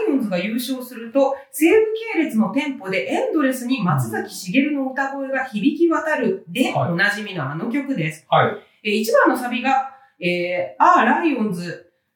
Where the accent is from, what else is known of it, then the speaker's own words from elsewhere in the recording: Hanno, Saitama, Japan; 飯能高校出身